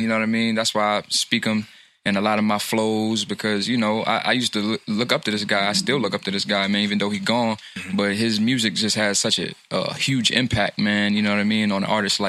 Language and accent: English; New York City, New York, United States; I'm from Harlem. I was born in Harlem Hospital.